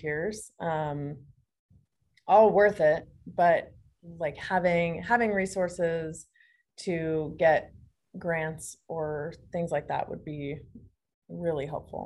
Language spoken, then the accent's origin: English; Phoenix, Arizona, United States; moved away; I'm from Phoenix